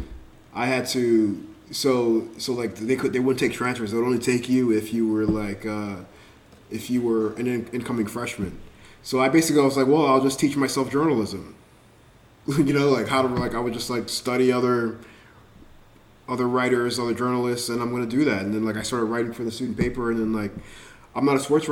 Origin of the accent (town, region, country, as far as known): Miami, Florida, United States; born or raised there